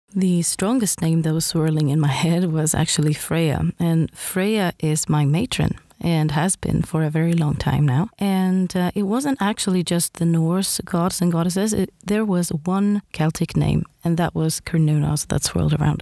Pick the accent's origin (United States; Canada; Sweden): Sweden; I am from Sweden